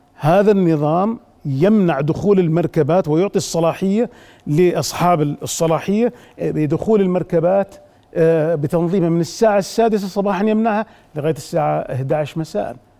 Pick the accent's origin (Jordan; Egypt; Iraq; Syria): Jordan; also born or lived in Abu Dhabi; عندنا في الأردن